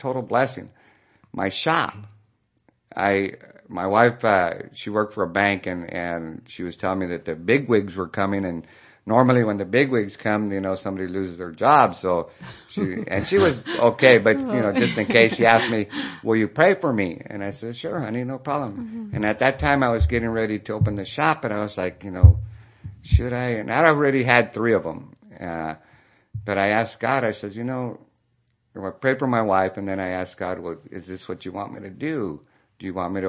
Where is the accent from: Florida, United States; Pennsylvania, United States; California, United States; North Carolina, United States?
California, United States; San Jose; I'm from San Jose originally